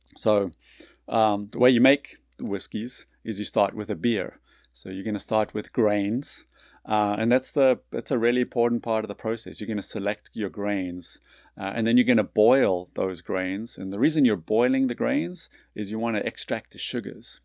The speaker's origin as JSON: {"language": "English", "country": "South Africa", "tie": "born or raised there", "also_born_or_lived": "North Carolina / New York City / Boston / Long Island, New York", "moved": "as an adult", "lives_now": "Birmingham, United States", "said": "I grew up in South Africa"}